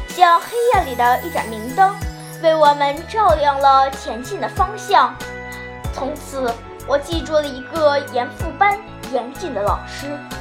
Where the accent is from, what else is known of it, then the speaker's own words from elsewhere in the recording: Dalian, Liaoning, China; 我来自辽宁省大连市